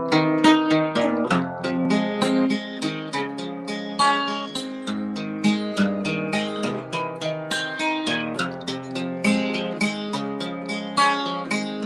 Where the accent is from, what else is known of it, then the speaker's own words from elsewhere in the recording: Doylestown, Pennsylvania, United States; also born or lived in Perkasie, Pennsylvania; I'm from Doylestown originally